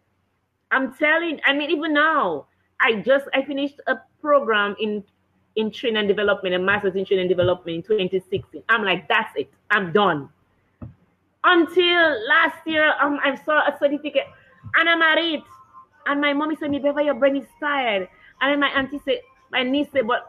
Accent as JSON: {"language": "English", "town": "Penville", "region": "Saint Andrew Parish", "country": "Dominica", "tie": "born or raised there", "said": "we grew up in Penville"}